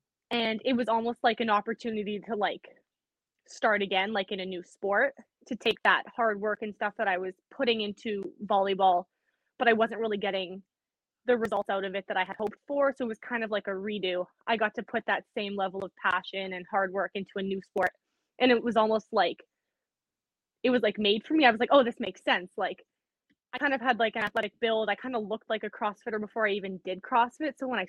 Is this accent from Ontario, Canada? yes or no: no; Winnipeg, Manitoba, Canada; Canada. So I'm from Winnipeg, Manitoba. It's like right in the middle.